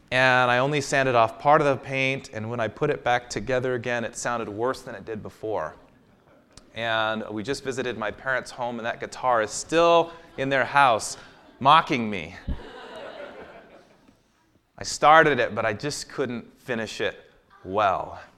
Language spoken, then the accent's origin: English; Walla Walla, Washington, United States; I grew up in Walla Walla, Washington.